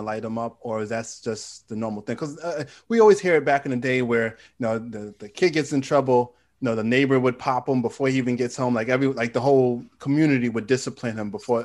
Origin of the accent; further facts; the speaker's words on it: New York City, New York, United States; I'm from Queens, New York